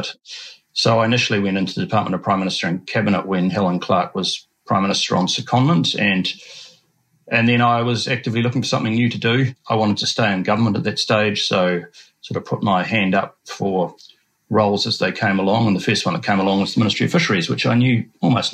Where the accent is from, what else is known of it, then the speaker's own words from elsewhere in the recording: Oamaru, Otago, New Zealand; also born or lived in United Kingdom; I was born and brought up in Oamaru, Oamaru, as it's now said, on a small sheep farm